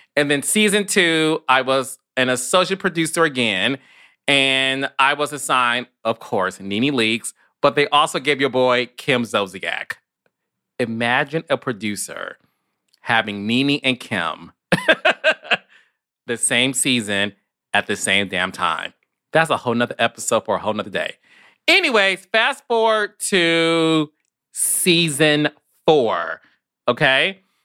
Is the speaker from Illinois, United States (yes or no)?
no; Detroit, Michigan, United States; I'm from Detroit. And in Detroit, Michigan, where Kenya's also from